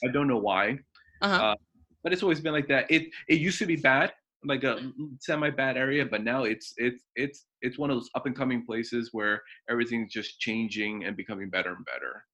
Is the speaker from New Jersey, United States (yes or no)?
yes; New Jersey, United States; moved away as an adult; also born or lived in Dover, New Jersey; now in Oregon, United States; now I live in, uh, in, in Oregon, but I've been in New Jersey for many, many, many years